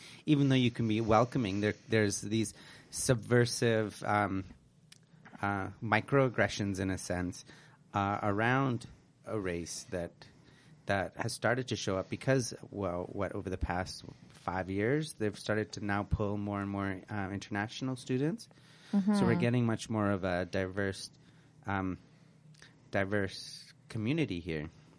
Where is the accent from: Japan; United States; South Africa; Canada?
Canada; Like, I'm from Canada, that's where I'm from.